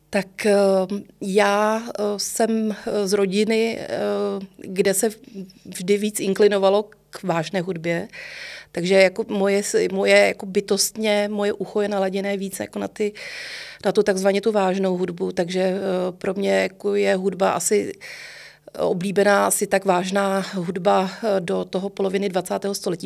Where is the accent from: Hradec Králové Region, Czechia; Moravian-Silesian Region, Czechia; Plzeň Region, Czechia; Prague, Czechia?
Prague, Czechia; vyrůstala jsem eh, na letné a pro mě moji spolužáci a já, my jsme vlastně na Letné a Volešovicích trávili až do těch 18 let